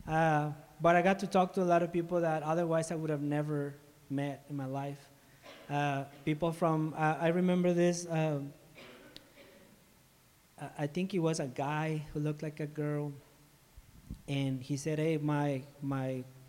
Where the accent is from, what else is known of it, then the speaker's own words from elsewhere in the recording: Ciudad Juárez, Chihuahua, Mexico; now in Chihuahua, Mexico; I'm from Mexico. I was born and raised in Juarez